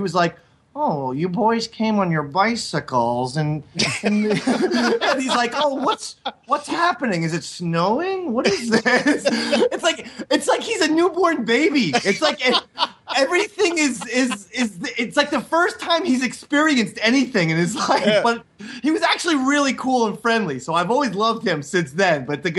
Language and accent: English; New Jersey, United States; my little small town I grew up in New Jersey.